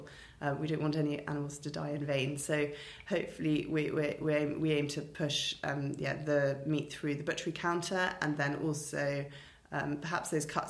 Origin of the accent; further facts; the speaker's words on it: London, United Kingdom; moved away as an adult; also born or lived in Winchester / Edinburgh; now in Cowbridge, United Kingdom; I grew up in London and then Winchester